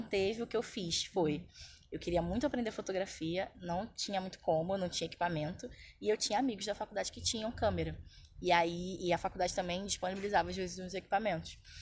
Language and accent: Portuguese; São João de Meriti, Rio de Janeiro, Brazil; moved away as an adult; also born or lived in Lapa, Rio de Janeiro; now in Rio de Janeiro, Brazil; atualmente eu moro na Lapa, mas eu fui criada na Baixada Fluminense